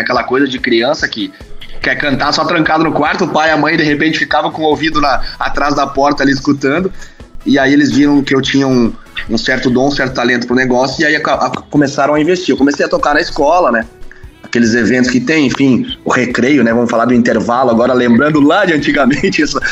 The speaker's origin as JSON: {"language": "Portuguese", "town": "Agudo", "region": "Rio Grande do Sul", "country": "Brazil", "tie": "born or raised there", "said": "Natural de Agudo, aqui bem no, no centro do Rio Grande do Sul"}